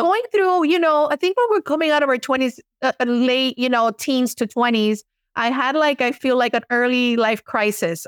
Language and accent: English; Miami, Florida, United States; accent: Miami Cuban American; I was born and raised in Miami, Florida.